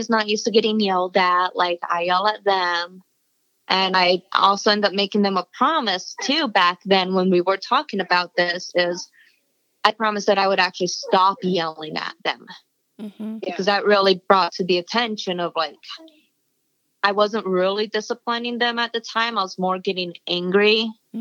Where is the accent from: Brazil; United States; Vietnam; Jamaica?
Brazil; moved away; I'm originally from Brazil